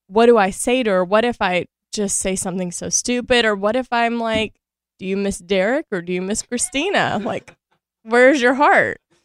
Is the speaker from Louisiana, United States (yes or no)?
yes; Shreveport, Louisiana, United States; moved away as an adult; also born or lived in San Diego; now in Los Angeles, United States; I grew up in Shreveport, Louisiana